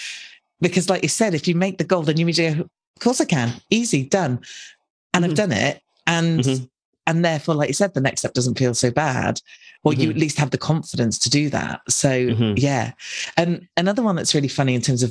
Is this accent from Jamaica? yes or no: no; United Kingdom; some crazy British woman